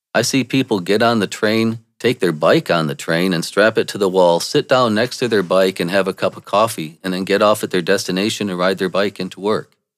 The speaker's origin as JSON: {"language": "English", "town": "Saginaw", "region": "Michigan", "country": "United States", "tie": "born or raised there", "said": "I was born in Saginaw, Michigan"}